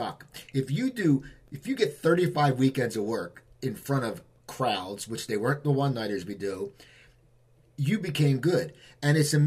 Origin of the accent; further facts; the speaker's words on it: Cherry Hill, New Jersey, United States; I was from Cherry Hill